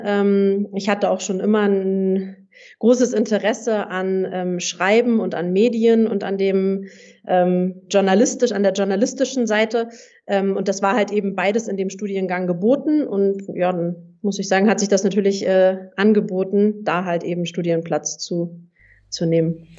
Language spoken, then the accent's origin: German; Hamburg, Germany; moved away as an adult; also born or lived in southern Germany; ich komme ursprünglich aus Hamburg und habe in Hamburg gespielt, habe da auch mein Abitur gemacht